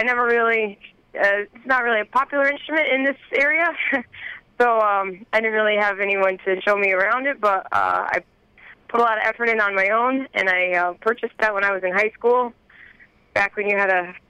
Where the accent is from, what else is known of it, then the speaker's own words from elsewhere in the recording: Southbury, Connecticut, United States; I'm a gal from Connecticut